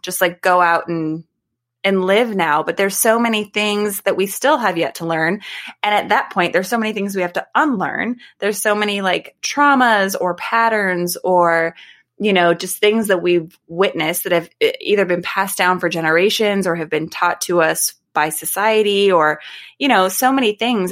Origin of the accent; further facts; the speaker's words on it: United States; I live in the United States. I am an American